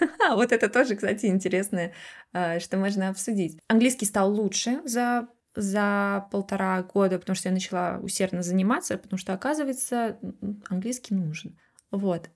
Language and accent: Russian; Russia; moved away; я из России